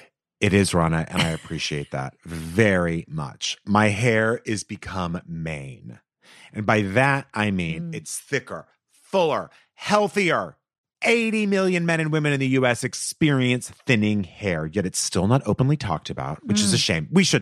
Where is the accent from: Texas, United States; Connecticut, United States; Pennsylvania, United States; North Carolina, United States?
Texas, United States; I grew up saying insurance, but now I say insurance because I'm from Texas.